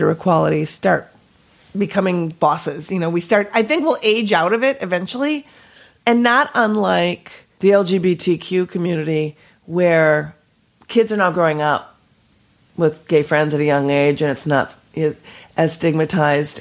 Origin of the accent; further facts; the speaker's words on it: Minnesota, United States; I was born and raised in Minnesota.